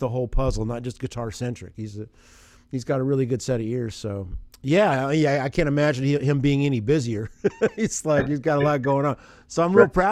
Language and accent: English; Southern Indiana, United States; I grew up in Indiana, so I remember. We wouldn't get like Chicago, but Southern Indiana